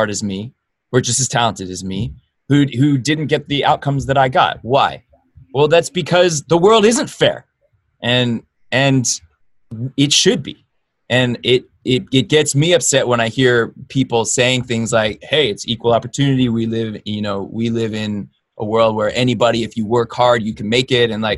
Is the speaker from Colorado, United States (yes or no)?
no; Los Angeles, California, United States; being born in Los Angeles, being born American